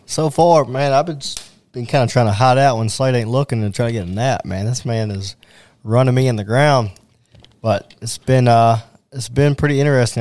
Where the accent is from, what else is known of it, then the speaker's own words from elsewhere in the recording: Owensboro, Kentucky, United States; my hometown of Owensboro